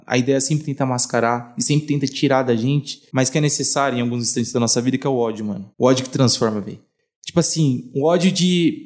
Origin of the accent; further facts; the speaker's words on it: São Paulo, Brazil; moved away as an adult; now in Uberlândia, Brazil; Eu sou de São Paulo